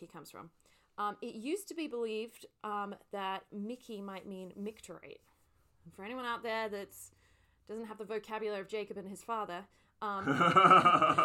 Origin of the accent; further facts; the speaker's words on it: London, United Kingdom; I am from London